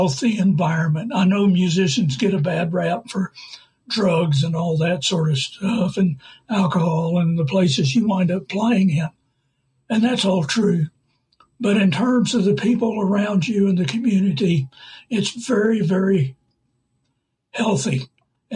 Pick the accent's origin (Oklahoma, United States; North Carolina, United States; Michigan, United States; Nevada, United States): Oklahoma, United States; Norman; I'm from Norman, Oklahoma